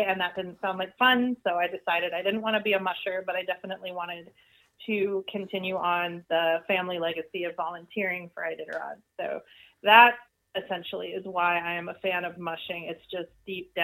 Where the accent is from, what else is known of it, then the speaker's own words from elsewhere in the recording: Alaska, United States; I was born and raised in Alaska